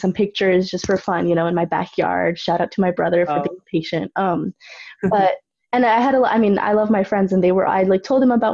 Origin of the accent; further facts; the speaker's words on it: Cupertino, California, United States; also born or lived in San Jose; I live in San Jose, but Cupertino is the city that I, you know, went to school in and everything